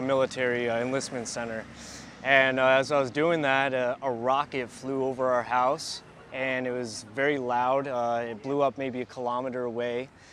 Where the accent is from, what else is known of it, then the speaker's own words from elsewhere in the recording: Newport, Rhode Island, United States; moved away as an adult; also born or lived in southern New England; now in Odessa, Ukraine; growing up in Rhode Island, growing up in southern New England, I was always near the coastline